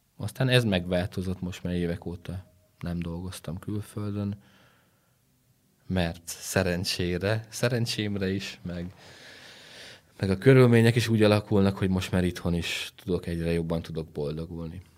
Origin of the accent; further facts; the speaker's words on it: Transylvania, Romania; also born or lived in Netherlands; Erdélyből származok